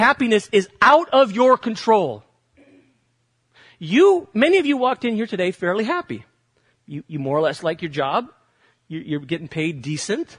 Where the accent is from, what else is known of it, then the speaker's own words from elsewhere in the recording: United States; As Americans